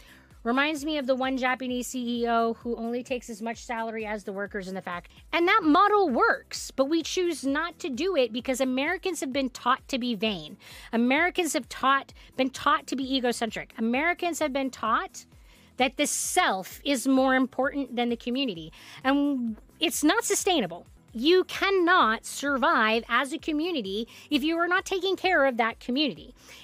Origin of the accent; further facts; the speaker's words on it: South Africa; I grew up in South Africa, and the harsh reality of life there is just so much more than I could ever communicate in a comment.